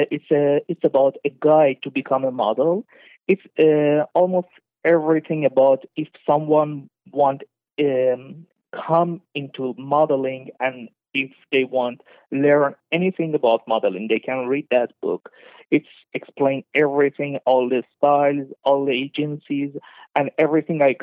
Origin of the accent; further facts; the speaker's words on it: Dubai, United Arab Emirates; moved away as an adult; also born or lived in Iran; now in Canada; I'm originally from Iran, so I was raised in Dubai